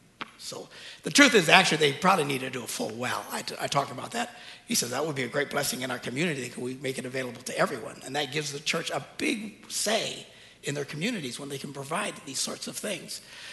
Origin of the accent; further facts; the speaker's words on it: United States; But we're Americans. We get scammed all the time.